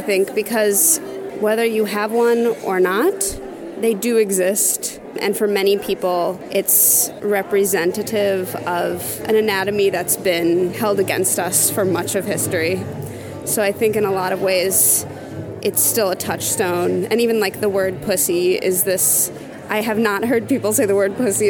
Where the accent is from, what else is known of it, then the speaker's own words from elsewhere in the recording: Chicago, Illinois, United States; Also Chicago.